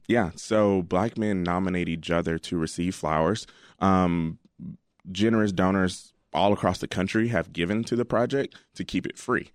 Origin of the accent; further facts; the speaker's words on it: Alabama, United States; now in Chicago, United States; I'm from Alabama, and, um, my dad and mom still